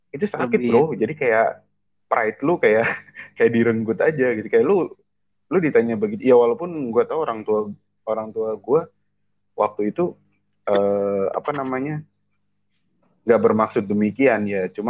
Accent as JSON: {"language": "Indonesian", "town": "Indramayu", "region": "West Java", "country": "Indonesia", "tie": "born or raised there", "said": "di kampung di, di, uh, di kampung gue di Indramayu"}